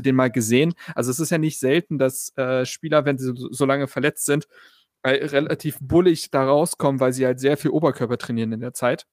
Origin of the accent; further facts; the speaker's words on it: Berlin, Germany; Ich bin ja auf der Schulfarm Insel Schafberg zur Schule gegangen. Ähm, wird manchen Leuten was sagen in Berlin-Reinickendorf